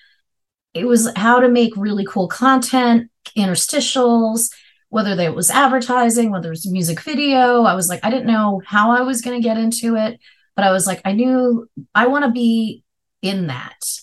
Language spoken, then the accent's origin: English; Long Island, New York, United States; I grew up in Long Island, so a suburb of New York